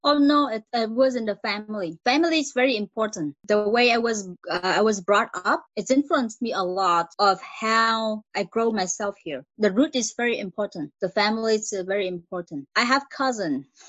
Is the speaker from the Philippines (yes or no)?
no; Vietnam; English is a second language; moved away as an adult; now in Montreal, Canada; Originally, I came from Vietnam